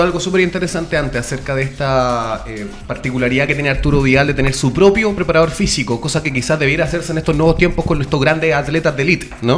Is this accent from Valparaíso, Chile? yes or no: yes; Valparaíso, Chile; soy de Valpo